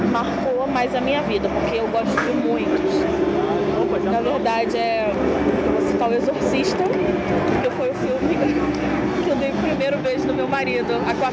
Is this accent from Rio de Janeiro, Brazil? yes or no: yes; Rio de Janeiro, Brazil; E nós somos do Rio.